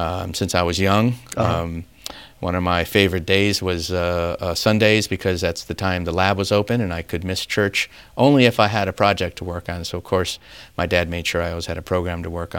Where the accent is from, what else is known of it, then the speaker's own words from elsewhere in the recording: Claremont, California, United States; moved away; I grew up in Claremont, California, down in southern near